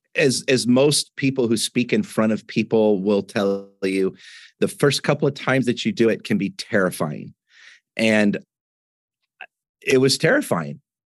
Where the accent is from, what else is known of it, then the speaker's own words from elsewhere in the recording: Washington, United States; moved away as an adult; also born or lived in Southern California; I grew up in Washington State